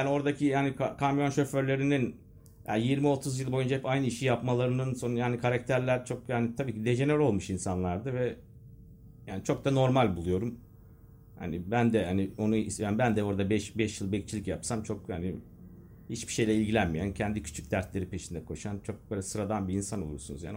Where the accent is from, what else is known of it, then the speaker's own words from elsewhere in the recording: Eskişehir, Turkey; also born or lived in Castrop-Rauxel, Germany; yedi yaşındayken buraya geldim